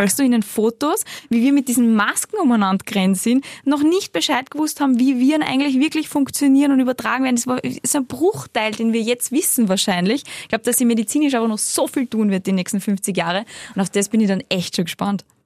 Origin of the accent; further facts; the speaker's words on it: the Salzburg mountains, Austria; now in Vienna, Austria; da, wo ich aufgewachsen bin, in die Salzburger Berg